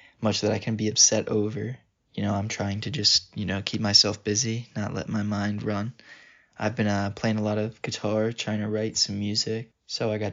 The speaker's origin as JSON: {"language": "English", "town": "Denville", "region": "New Jersey", "country": "United States", "said": "I'm from Denville, New Jersey."}